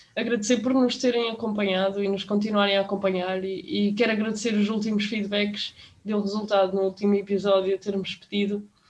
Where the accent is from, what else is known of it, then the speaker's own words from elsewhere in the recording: Portugal; nós, como portugueses